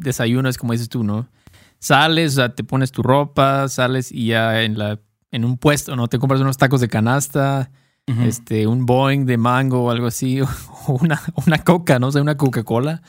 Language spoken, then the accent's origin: Spanish; Mexico